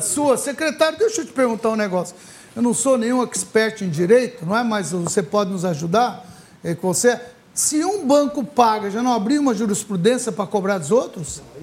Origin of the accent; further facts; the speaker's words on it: Ribeirão Preto, São Paulo, Brazil; Somos de Ribeirão